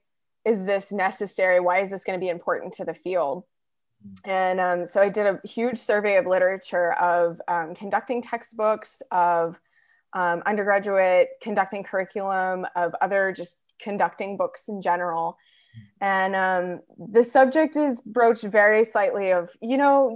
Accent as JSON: {"language": "English", "town": "Atlanta", "region": "Georgia", "country": "United States", "tie": "born or raised there", "also_born_or_lived": "Texas / Boulder, Colorado", "said": "I'm originally from Texas, but grew up in the Atlanta area"}